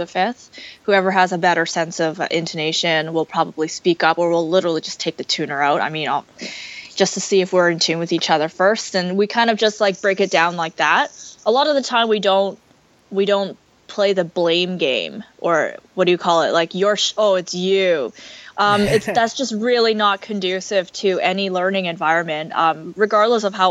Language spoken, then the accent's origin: English; Canada; we're so Canadian